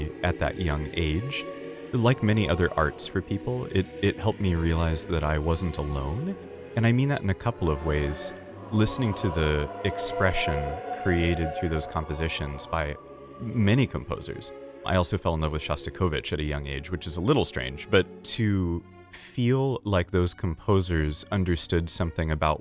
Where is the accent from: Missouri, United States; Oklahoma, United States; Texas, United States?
Oklahoma, United States; Stillwater; I grew up in Stillwater, Oklahoma